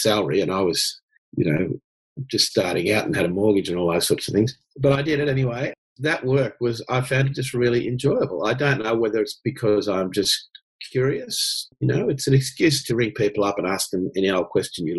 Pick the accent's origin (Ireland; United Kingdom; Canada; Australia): Australia; Newcastle, New South Wales; I grew up in Newcastle. I guess I had a kind of dream run as a Newcastle boy in the sense that I got one of those BHP scholarships